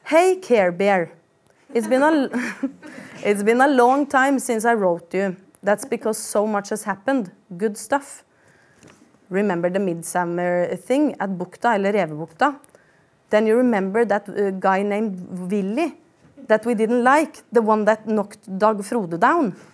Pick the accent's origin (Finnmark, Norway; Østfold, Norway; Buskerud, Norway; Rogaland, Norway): Østfold, Norway; Sarpsborg; jeg tenkte jeg bare skulle gi dere et lite sånn innblikk i oppveksten min i Sarpsborg.